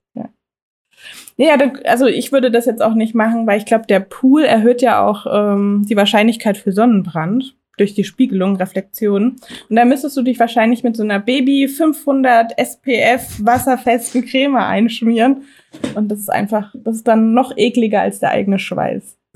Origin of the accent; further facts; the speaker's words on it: Germany; bei uns in Deutschland